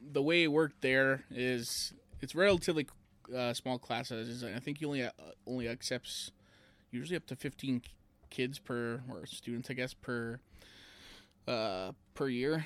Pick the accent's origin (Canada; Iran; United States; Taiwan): Canada; Elk Point, Alberta; I was a town kid.